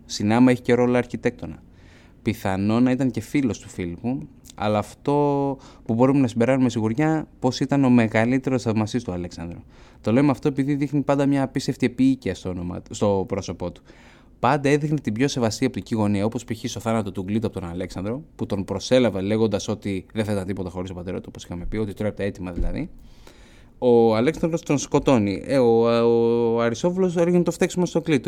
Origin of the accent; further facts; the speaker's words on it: Elounda, Crete, Greece; από το χωριό μου την Ελούντα